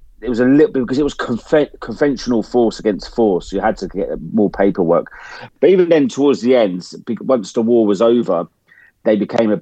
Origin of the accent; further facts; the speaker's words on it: England, United Kingdom; accent: English; for an Englishman like me to turn up, start talking in my English accent